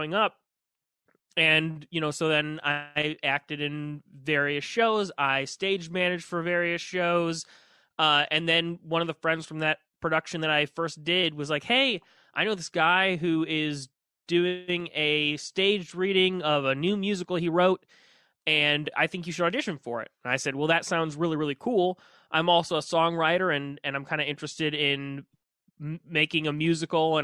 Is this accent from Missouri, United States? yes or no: yes; St. Louis, Missouri, United States; I grew up in St. Louis. I went to Pattonville High School